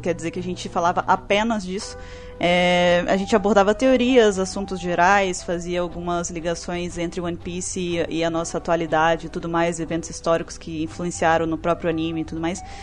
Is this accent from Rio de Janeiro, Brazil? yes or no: no; Espírito Santo, Brazil; Eu sou do Espírito Santo